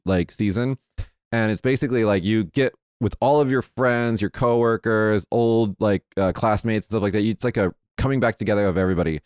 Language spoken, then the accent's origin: English; Las Vegas, Nevada, United States; I'm from Vegas